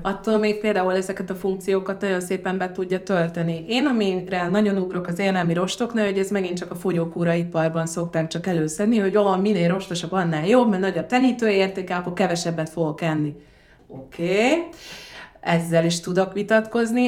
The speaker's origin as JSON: {"language": "Hungarian", "country": "Hungary", "also_born_or_lived": "Ghana", "said": "gánai magyarként itt vagyok"}